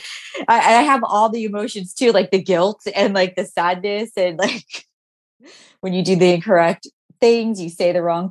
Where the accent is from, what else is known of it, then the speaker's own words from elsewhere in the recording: Orange County, California, United States; I grew up in Orange County in general, but like in a different city